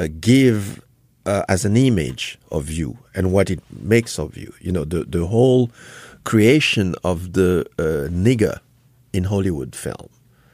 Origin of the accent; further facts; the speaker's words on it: Haiti; born there; moved away; also born or lived in Congo / France / Germany; I was born in Haiti. I went to Congo. I learned another culture. I went to France. I learned French history. I went studying to Germany.